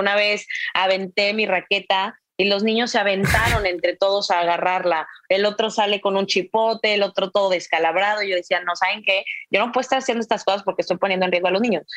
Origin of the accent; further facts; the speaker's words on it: San Luis Potosí, Mexico; moved away as an adult; also born or lived in United States; now in Nuevo León, Mexico; Yo soy originaria de San Luis Potosí, llevo nueve años radicando en Nuevo León